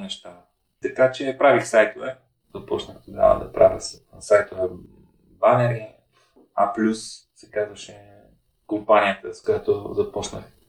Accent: Ruse, Ruse Province, Bulgaria; университета в, в моя роден град

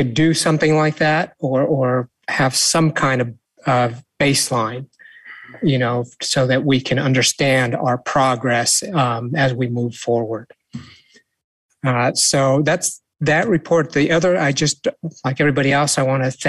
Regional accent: St. Helena, California, United States; growing up in St. Helena

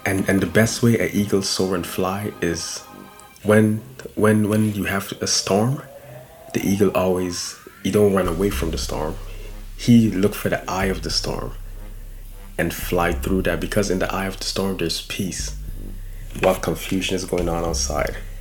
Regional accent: Guyana; moved away; Originally, I'm from Guyana, South America

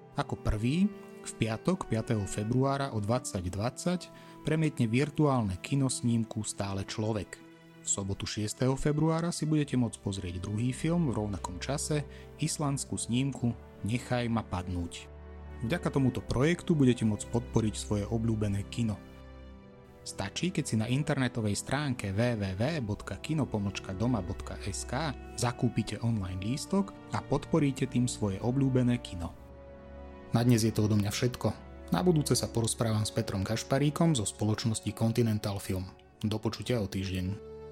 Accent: Bardejov, Prešov Region, Slovakia; aj my teda sme z Bardejova

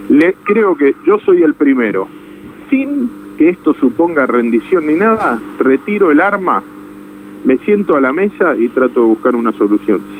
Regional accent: Buenos Aires Province, Argentina; mi obligación como bonaerense es tratar de construir una alternativa que solucione problemas

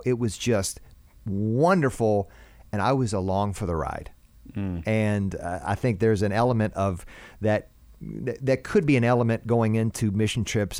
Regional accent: United States; here we come from America.

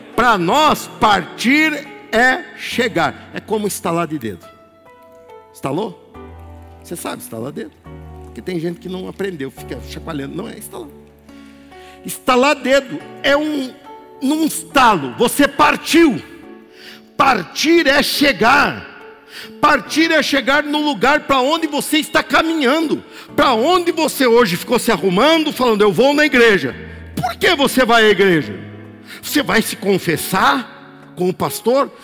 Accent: Barbacena, Minas Gerais, Brazil; quando eu era criança pequena lá em Barbacena

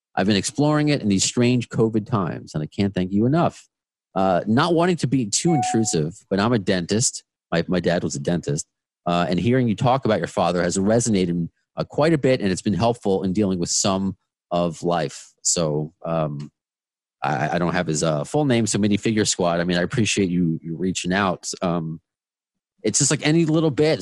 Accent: Long Island, New York, United States; accent: Long Island; moved away as an adult; now in Queens, United States; I moved to to Queens from Long Island in September. I don't know if you can hear it. Long Island is my accent.

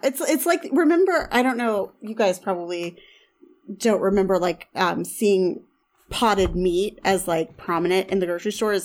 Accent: the South / Southern Midwest, United States; I, I grew up in the South. I grew up kind of in the, the Southern Midwest.

